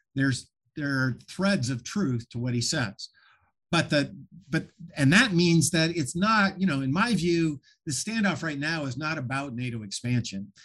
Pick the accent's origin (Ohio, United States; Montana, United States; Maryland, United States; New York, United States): Montana, United States; I grew up in Montana, uh, you know, right across the border was Canada. I, I grew up in a town of three thousand people, about an hour from Canada.